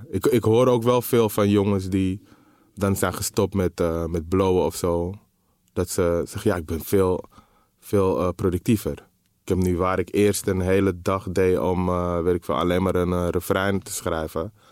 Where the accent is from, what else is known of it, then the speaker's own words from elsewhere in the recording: Amsterdam, North Holland, Netherlands; de, de, plek waar ik ben opgegroeid was in de jaren 80, 90 gewoon een andere plek dan het nu is, zeg maar. Het was gewoon minder... Eh, de Belmer, Zuidoost